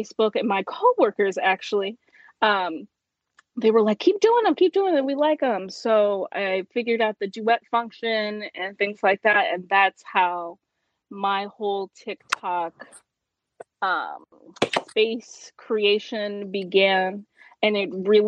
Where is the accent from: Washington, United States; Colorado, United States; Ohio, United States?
Ohio, United States; I'm from Ohio